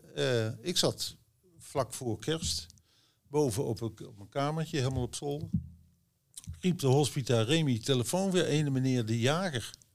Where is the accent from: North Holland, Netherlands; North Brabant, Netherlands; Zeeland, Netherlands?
North Brabant, Netherlands; Oss; Ik kom uit Os. Ik ben eigenlijk nooit langer dan 2,5 jaar een stuk uit Os